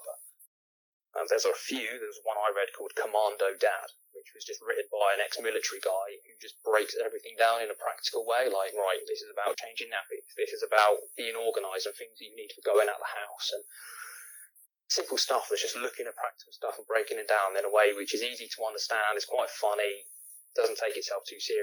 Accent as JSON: {"language": "English", "country": "United Kingdom", "said": "we're supposed to have that stiff upper lip and be stoic, and we don't feel emotions because we're British"}